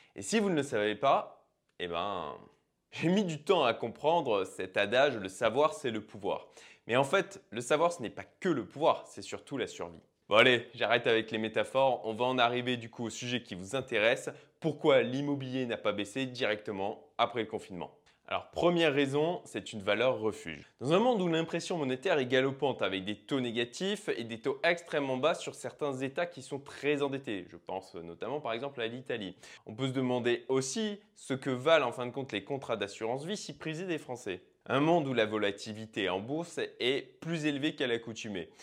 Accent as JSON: {"language": "French", "country": "France", "said": "chez nous en France"}